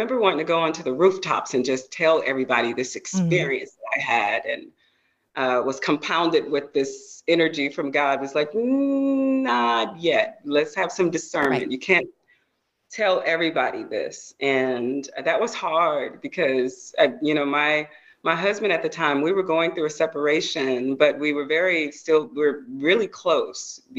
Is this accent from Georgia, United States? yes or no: yes; Georgia, United States; yeah, I'm a Georgia girl